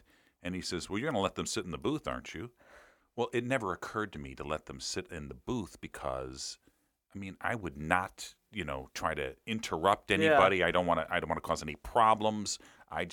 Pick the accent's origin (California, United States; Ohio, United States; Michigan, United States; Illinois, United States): Illinois, United States; Chicago; now in St. Louis, United States; I did not grow up in St. Louis. I grew up in Chicago.